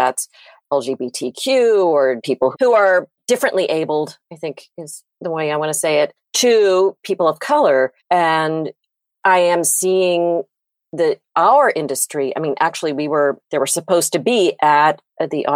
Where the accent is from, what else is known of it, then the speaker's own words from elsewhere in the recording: United States; also born or lived in Virginia / North Carolina; now in Wilmington, United States; growing up in Virginia and North Carolina